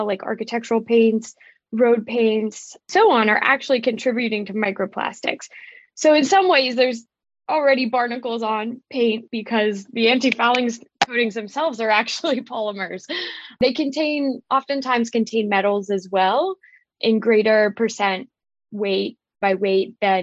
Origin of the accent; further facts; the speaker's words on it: Pittsburgh, Pennsylvania, United States; I'm from Pittsburgh, Pennsylvania, so a landlocked area.